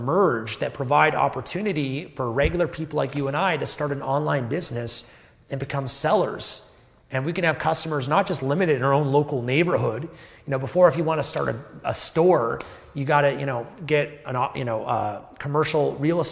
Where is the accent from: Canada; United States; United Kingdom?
Canada; I was born in Canada, a first world developed country